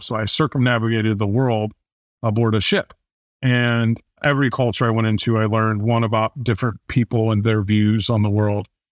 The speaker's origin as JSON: {"language": "English", "town": "Fort Wayne", "region": "Indiana", "country": "United States", "tie": "born or raised there"}